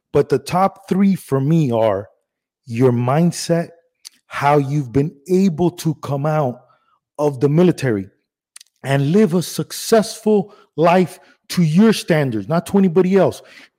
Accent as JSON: {"language": "English", "country": "Cuba", "tie": "born there", "said": "I was born in Cuba, and my dad, it was just very popular in the 80s."}